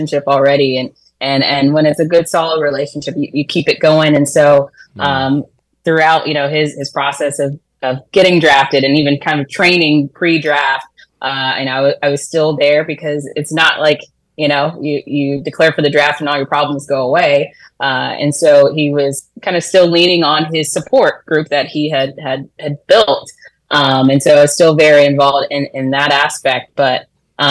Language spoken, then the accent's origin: English; Orlando, Florida, United States; moved away; I'm actually from Orlando